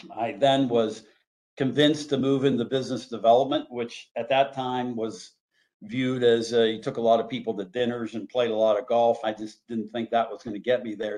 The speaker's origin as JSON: {"language": "English", "town": "Pittsburgh", "region": "Pennsylvania", "country": "United States", "tie": "born or raised there", "also_born_or_lived": "Donaldsonville, Louisiana", "said": "I did grow up in Pittsburgh"}